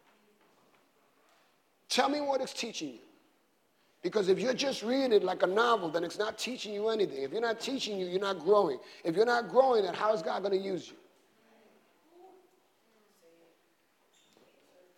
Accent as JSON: {"language": "English", "town": "New York City", "region": "New York", "country": "United States", "tie": "born or raised there", "said": "I grew up in the South Side in the 60s and 70s"}